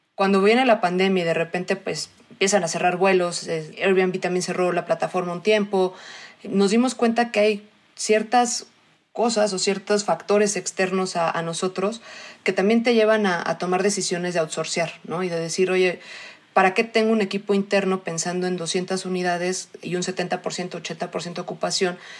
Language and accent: Spanish; Mexico City, Mexico; also born or lived in Australia; soy mexicana, nací en la Ciudad de México, quitando ese rato que estuve en Australia, toda la vida he estado acá.